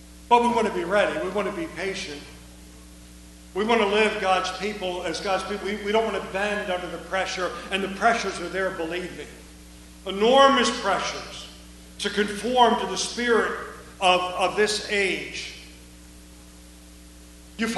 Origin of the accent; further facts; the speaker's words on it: United States; also born or lived in Eastern Europe; I'm an American.